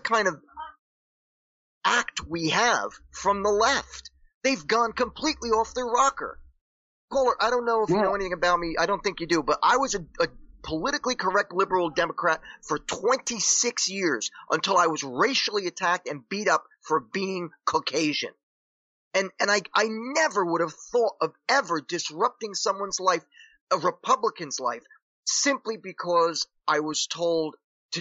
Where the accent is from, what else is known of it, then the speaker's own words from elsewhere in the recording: Paterson, New Jersey, United States; I grew up in Paterson, New Jersey